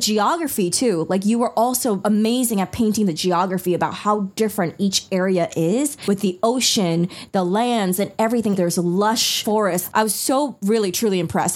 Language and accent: English; New York, United States; first language Taiwanese Hokkien and Mandarin; English is a second language; I used to get picked on a lot in New York growing up in the schooling systems